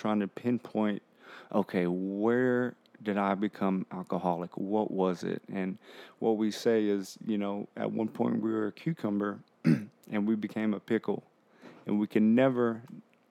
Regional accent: Harlingen, Texas, United States; I'm from Harlingen, Texas, and it's near South Padre Island, Brownsville

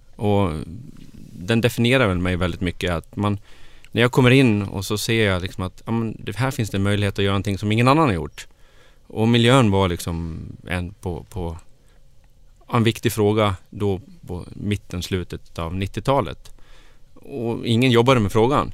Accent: Grycksbo, Dalarna County, Sweden; moved away as an adult; also born or lived in Falun / Stockholm; jag är ju från Dalarna. Jag är född och uppvuxen i Grycksbo

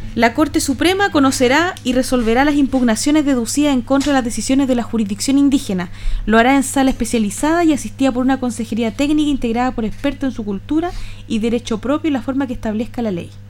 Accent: Chile; nosotros somos más chilenos que los porotos

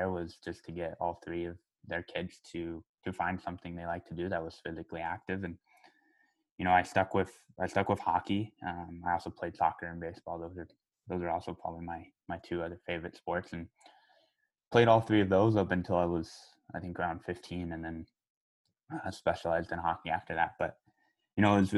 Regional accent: Colorado Springs, Colorado, United States; One of the rinks I grew up playing in Colorado Springs

